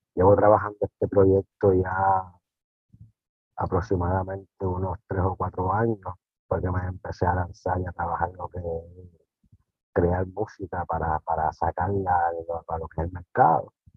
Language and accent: Spanish; Carolina, Puerto Rico; yo soy nativo de Carolina